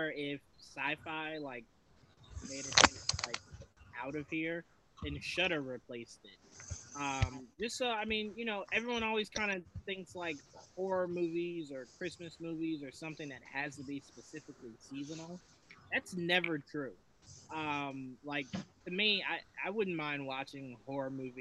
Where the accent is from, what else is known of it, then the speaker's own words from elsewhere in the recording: Virginia, United States; now in New Jersey, United States; I grew up in Virginia